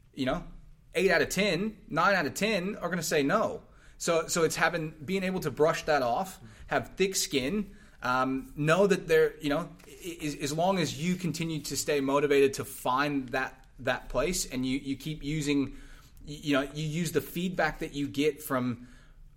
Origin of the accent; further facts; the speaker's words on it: Texas, United States; I'm Texan.